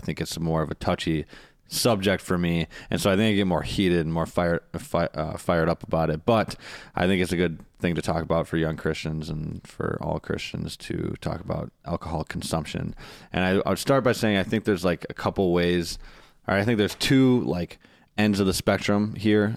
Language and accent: English; Wisconsin, United States; I'm from Wisconsin